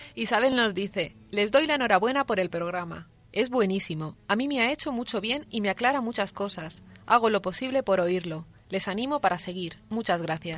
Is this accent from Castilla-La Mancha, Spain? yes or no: yes; Toledo, Castilla-La Mancha, Spain; also born or lived in Madrid; soy de Toledo, pero estoy trabajando en Madrid